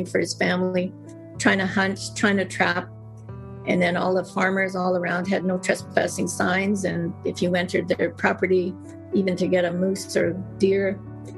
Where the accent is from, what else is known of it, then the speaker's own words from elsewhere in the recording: Mistawasis Nehiyawak, Saskatchewan, Canada; now in Delta, Canada; I'm from the Mistawasis Nehiyawak, which is in Saskatchewan.